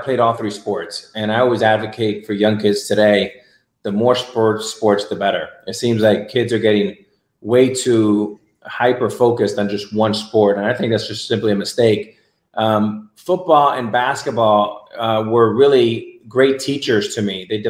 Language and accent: English; Miami, Florida, United States; I grew up in Miami, and Miami is wholly different than it is today. It was obviously much smaller and not as kind of a global city